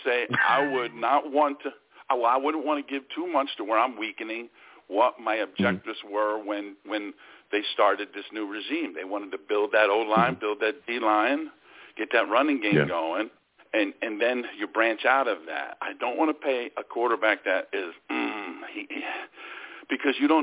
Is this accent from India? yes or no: no; New Jersey, United States; I grew up in Central Jersey